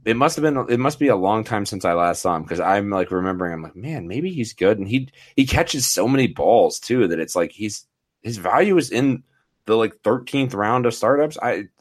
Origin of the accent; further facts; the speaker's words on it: Denver, Colorado, United States; This is my hometown crew, and that is the Denver Broncos.